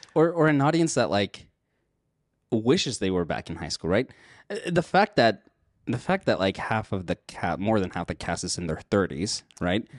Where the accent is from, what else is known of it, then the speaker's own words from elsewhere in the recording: United States; also born or lived in Mexico; Even though I grew up here in the States